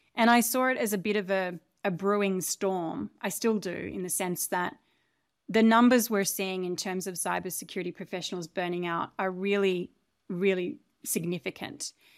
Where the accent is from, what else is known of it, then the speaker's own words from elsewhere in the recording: Australia; moved away as an adult; So I grew up in Australia. on a relatively isolated and large farm.